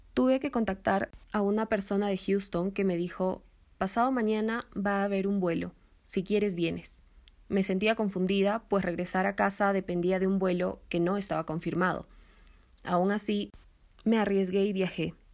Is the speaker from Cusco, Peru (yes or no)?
yes; Cusco, Peru; moved away as an adult; also born or lived in Rochester, New York; now in Lima, Peru; Nací en Cusco, pero hace años me mudé sola a Lima para estudiar en la universidad